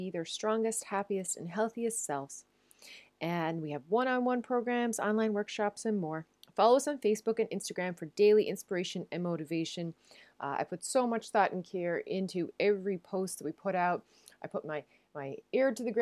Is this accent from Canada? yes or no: yes; Newfoundland and Labrador, Canada; now in Netherlands; I'm a Newfoundlander and a Canadian